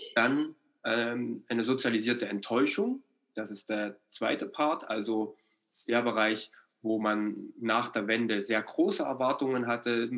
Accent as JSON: {"language": "German", "region": "East Germany", "country": "Germany", "also_born_or_lived": "Ore Mountains (Erzgebirge)", "said": "als, als Ostdeutscher"}